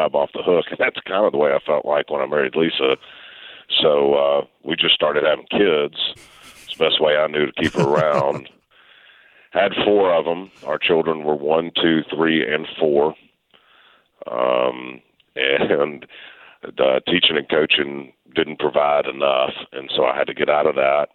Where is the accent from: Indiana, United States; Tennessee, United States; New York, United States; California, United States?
Tennessee, United States; Memphis; I grew up in Memphis.